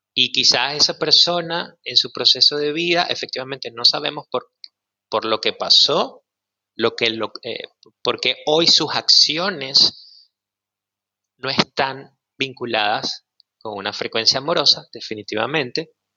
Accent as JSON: {"language": "Spanish", "town": "Maracay", "region": "Aragua", "country": "Venezuela", "tie": "born or raised there", "also_born_or_lived": "Caracas", "moved": "as an adult", "lives_now": "Mexico", "said": "Nací en Caracas y crecí en una ciudad que se llama Maracay"}